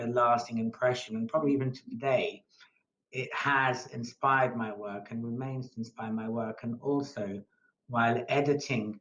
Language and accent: English; Malta; moved away; I came from Malta